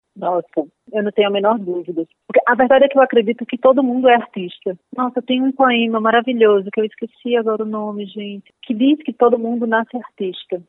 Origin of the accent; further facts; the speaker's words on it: Paraíba, Brazil; moved away as an adult; now in São Paulo, Brazil; quando eu existia na Paraíba, eu era uma pessoa, né, que Sim. nasci, estava lá na Paraíba